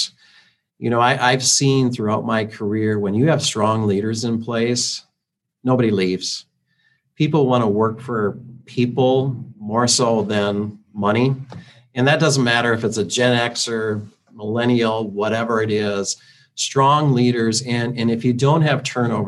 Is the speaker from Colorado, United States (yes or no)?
no; Iowa, United States; growing up in Iowa, I'm a big Iowa Hawkeye fan